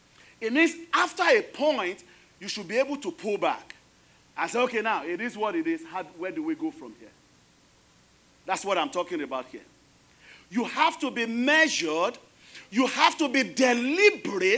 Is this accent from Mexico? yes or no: no; Nigeria; now in United States; I am Nigerian, American